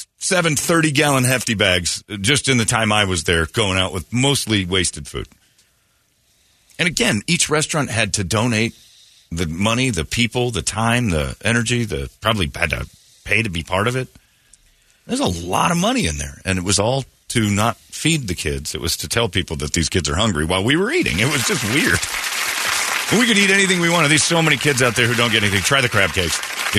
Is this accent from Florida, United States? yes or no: no; Mesa, Arizona, United States; Well, I'm from Mesa.